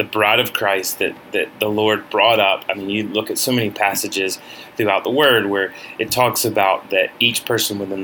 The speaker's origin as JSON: {"language": "English", "region": "Deep South", "country": "United States", "said": "we're coming obviously from the Deep South"}